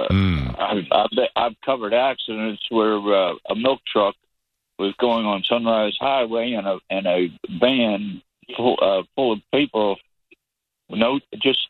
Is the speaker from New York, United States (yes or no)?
yes; Long Island, New York, United States; I'm from Long Island